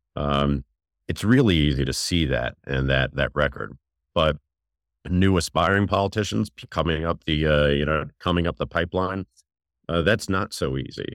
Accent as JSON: {"language": "English", "region": "New York", "country": "United States", "tie": "born or raised there", "moved": "as an adult", "lives_now": "Maryland, United States", "said": "I'm from New York, and uh, I left New York to uh, come to the area, go to the University of Maryland to go to college"}